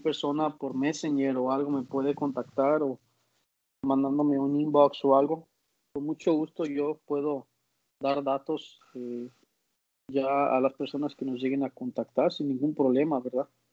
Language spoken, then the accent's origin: Spanish; Mexico; moved away as an adult; also born or lived in United States; now in Panama; nosotros como mexicanos